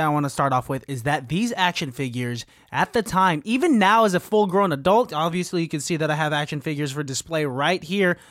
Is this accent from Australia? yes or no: no; Philippines; being a Filipino dude